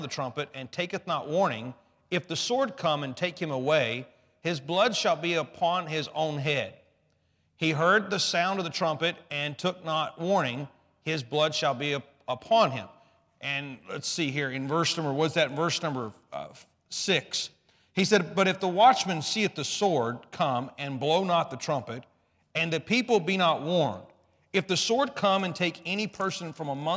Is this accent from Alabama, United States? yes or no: yes; Alabama, United States; I grew up in Alabama